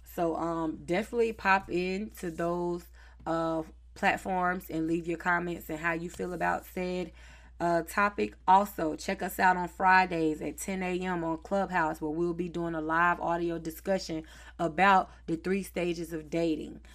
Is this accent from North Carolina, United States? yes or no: yes; Charlotte, North Carolina, United States; accent: Southern; I am from the South, Charlotte, North Carolina, born and raised